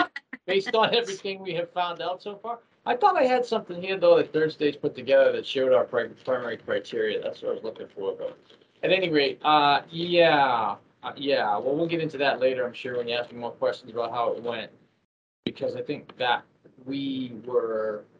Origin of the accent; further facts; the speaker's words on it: Massachusetts, United States; I actually grew up pretty close to Boston, probably only 6 or 8 miles outside of Boston.